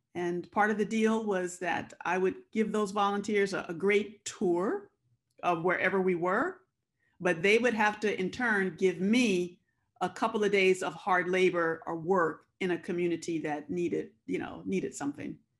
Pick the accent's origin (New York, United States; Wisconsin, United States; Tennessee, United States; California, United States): California, United States; Compton; I was born and raised in Compton, California